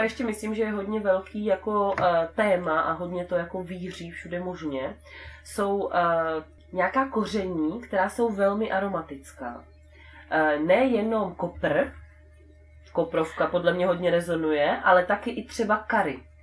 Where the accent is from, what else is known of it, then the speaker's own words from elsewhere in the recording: Brno, South Moravian Region, Czechia; já jsem z Brna